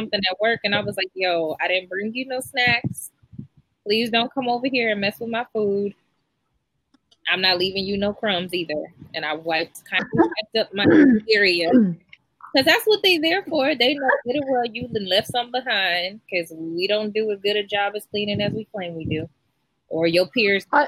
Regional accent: Midwest, United States; I'm from the Midwest.

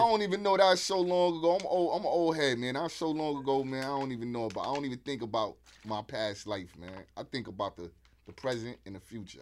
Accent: New York City, New York, United States; also born or lived in Harlem / Brooklyn; I was born in the Bronx, Harlem

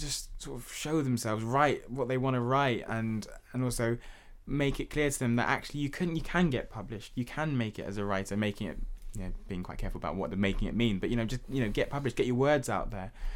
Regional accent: London, United Kingdom; growing up in Hackney

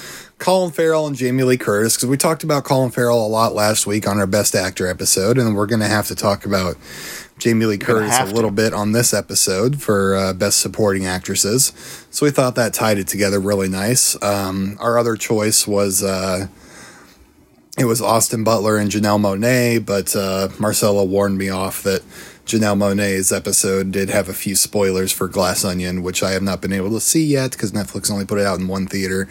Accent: Ireland; proud Irishman.

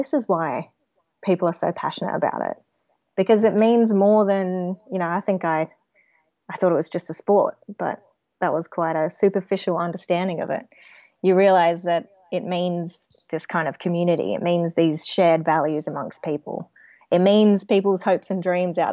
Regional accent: Adelaide, South Australia, Australia; I grew up around Woodville West, but first family home was in Birkenhead, so that's in the Port Adelaide area.

